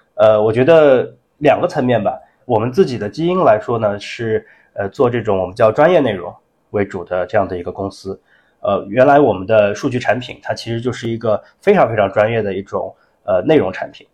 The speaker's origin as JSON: {"language": "Chinese", "country": "China", "said": "我们中国人，我们也习惯了说，在微信上，不管是聊天还是说工作上，都用微信"}